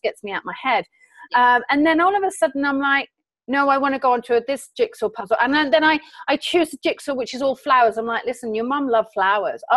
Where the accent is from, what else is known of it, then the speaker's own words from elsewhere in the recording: England, United Kingdom; I'm an English citizen over here on vacation